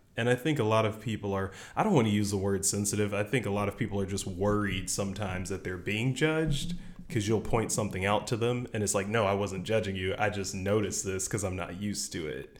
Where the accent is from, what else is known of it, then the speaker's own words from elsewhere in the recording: the South, United States; growing up in the South